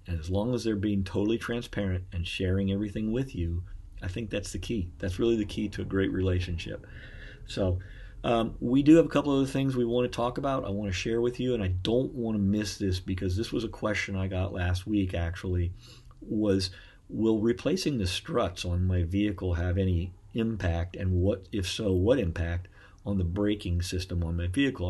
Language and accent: English; Beavercreek, Ohio, United States; I'm actually from Beaver Creek, as well as my wife. We were pretty much born and raised there